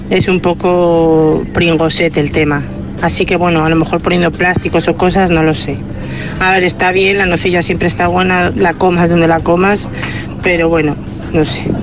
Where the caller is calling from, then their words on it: Berga, Catalonia, Spain; de Berga.